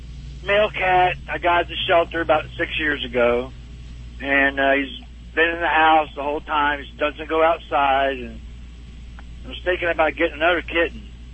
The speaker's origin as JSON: {"language": "English", "town": "Dallas", "region": "Texas", "country": "United States", "said": "I'm from Dallas"}